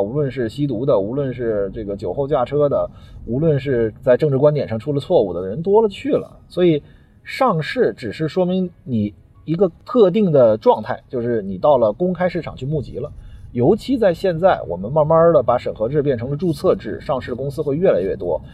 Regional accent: China; 我们中国人的存款存储是一种，呃，民族的习惯

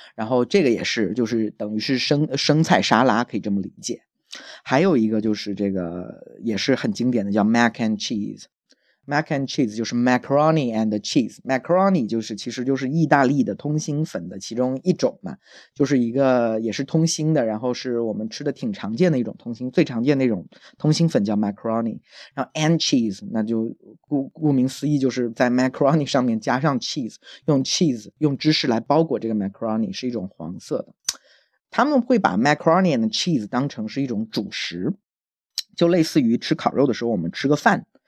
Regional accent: Jiangnan, China; also born or lived in Texas, United States; now in Dallas, United States; 我们江南人

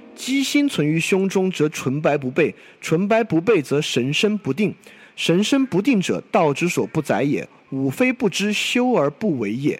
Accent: China; 作为一个中国人

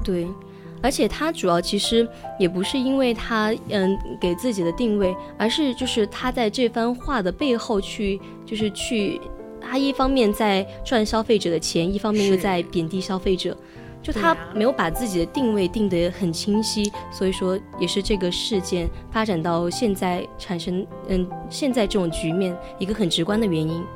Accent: China; 我们中国人

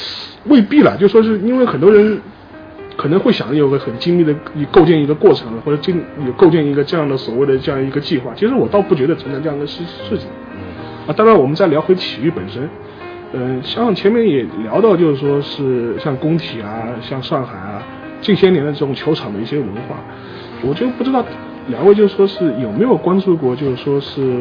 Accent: Shanghai, China; 因为我我是上海人了，因为我从小在这个城市长大，

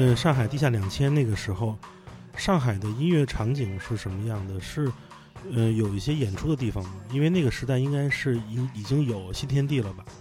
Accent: Beijing, China; 我们俩北京人

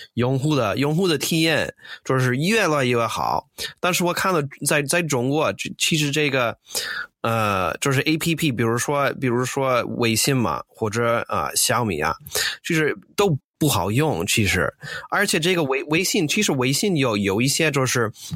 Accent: United States; Chinese is a second language; moved away as an adult; now in China; 我是个美国人，呃，我零八年来，来了中国

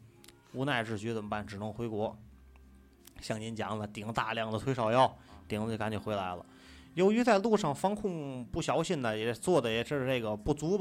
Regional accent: China; 我是土生土长的中国人。

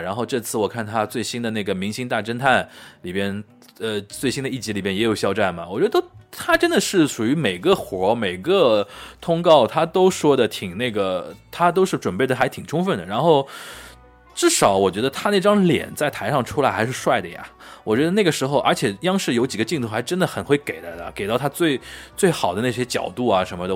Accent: Shanghai, China; 我们上海这边或者南方吴语区

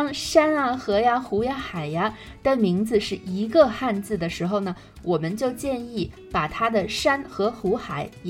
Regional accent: Inner Mongolia, China; 因为我是内蒙古人

